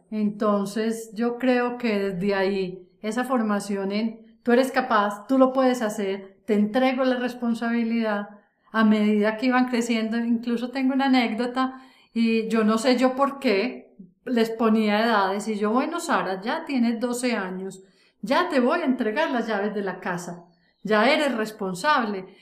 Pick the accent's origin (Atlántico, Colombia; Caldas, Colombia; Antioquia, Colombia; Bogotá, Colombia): Antioquia, Colombia; una mujer adulta como soy yo, antioqueña, eh, de familia tradicional, donde en esta tierra paisa